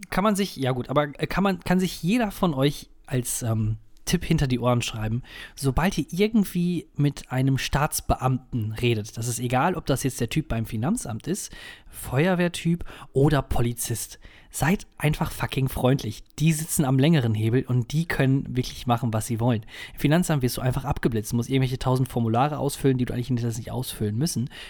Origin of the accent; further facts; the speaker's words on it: Münster, North Rhine-Westphalia, Germany; kommt sogar aus meiner Heimat, aus Münster, aus dem Münsterland.